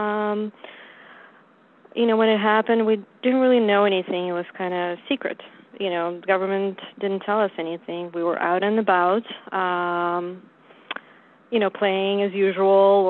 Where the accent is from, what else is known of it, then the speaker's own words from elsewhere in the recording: Ukraine; moved away as an adult; also born or lived in New York / Connecticut / Los Angeles / Ohio; now in Bay Area, California, United States; originally I came from Ukraine in 96